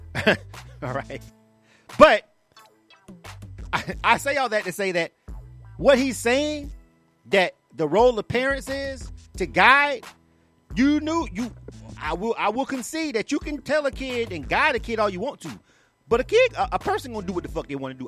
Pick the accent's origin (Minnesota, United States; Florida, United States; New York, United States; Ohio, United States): Florida, United States; I'm from Florida.